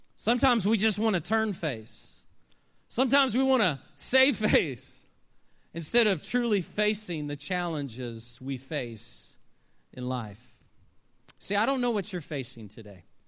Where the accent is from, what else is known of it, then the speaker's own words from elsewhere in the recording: Oklahoma City, Oklahoma, United States; I grew up in Oklahoma City, Oklahoma